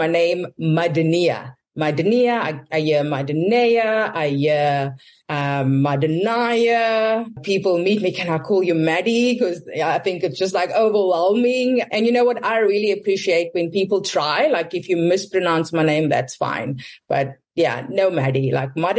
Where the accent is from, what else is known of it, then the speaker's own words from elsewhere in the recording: South Africa; I'm South African